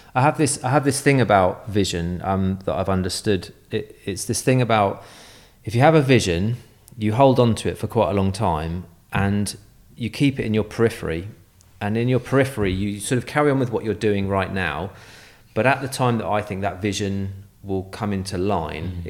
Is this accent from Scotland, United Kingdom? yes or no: no; Guildford, South East England, United Kingdom; moved away; also born or lived in Boscombe; I'm from Guildford in Surrey